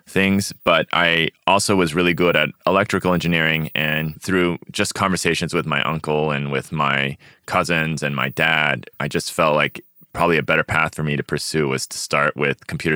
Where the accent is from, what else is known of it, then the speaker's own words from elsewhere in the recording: Austin, Texas, United States; growing up in Texas or growing up around the Asian community in Austin